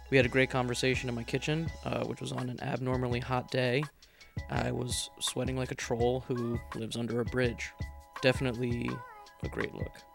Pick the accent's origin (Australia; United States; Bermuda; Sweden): Bermuda; I'm from Bermuda, so.